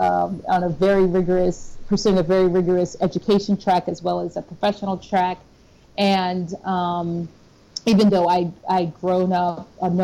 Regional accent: Michigan, United States; moved away as an adult; also born or lived in California / New York City / Houston; now in Dallas, United States; I'm originally from Michigan

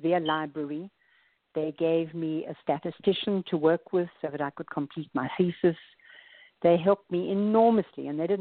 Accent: South Africa; moved away as an adult; now in United States; As you can hear from my accent, I'm from South Africa

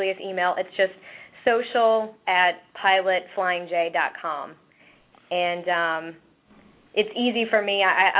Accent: East Tennessee, United States; growing up in East Tennessee

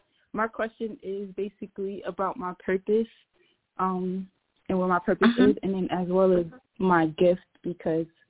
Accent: New Jersey, United States; now in Texas, United States; I'm from New Jersey, but I'm in Texas right now

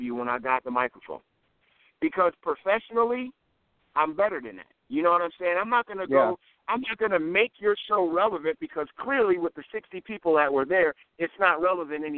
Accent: New Jersey, United States; also born or lived in Warner Robins, Georgia; now in Georgia, United States; I'm originally from New Jersey

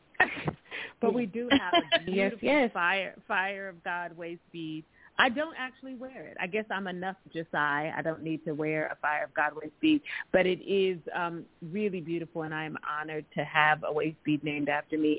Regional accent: Pasadena, California, United States; I'm from the hood. I'm from Pasadena. I'm from the neighborhood

